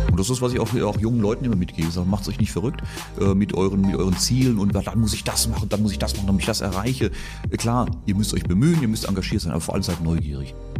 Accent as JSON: {"language": "German", "town": "Reilingen", "region": "Baden-Württemberg", "country": "Germany", "tie": "born or raised there", "said": "Reilingen heißt das Ort und da bin ich aufgewachsen und äh, da bin ich stolzer Badener, Kurpfälzer"}